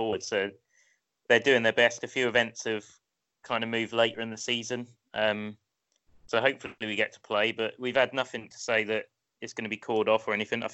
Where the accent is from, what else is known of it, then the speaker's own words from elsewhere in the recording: Portsmouth, South East England, United Kingdom; I grew up just outside of Portsmouth